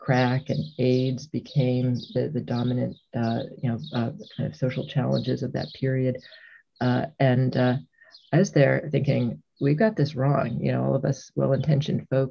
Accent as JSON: {"language": "English", "town": "Hartford", "region": "Connecticut", "country": "United States", "tie": "born or raised there", "said": "I grew up in the Hartford, Connecticut area"}